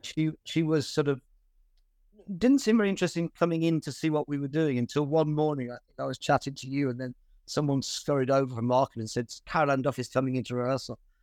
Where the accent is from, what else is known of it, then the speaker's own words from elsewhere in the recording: Birmingham, West Midlands, United Kingdom; I was born in Birmingham